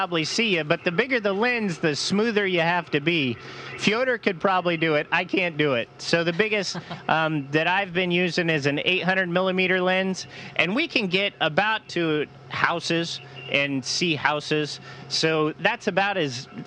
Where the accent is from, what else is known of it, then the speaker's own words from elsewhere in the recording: Louisville, Colorado, United States; my hometown in Colorado, Louisville